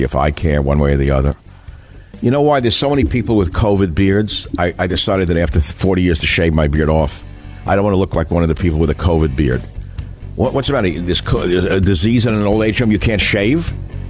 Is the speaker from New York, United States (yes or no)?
yes; New York City, New York, United States; moved away; I grew up in New York.